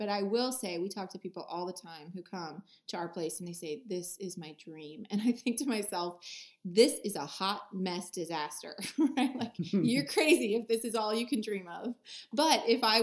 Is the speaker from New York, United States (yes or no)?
no; Erie, Pennsylvania, United States; the town I was born in Erie, Pennsylvania